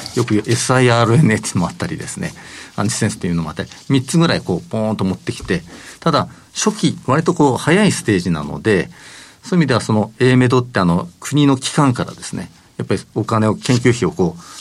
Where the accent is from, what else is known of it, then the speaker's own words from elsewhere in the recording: Hokkaido, Japan; 私は北海道出身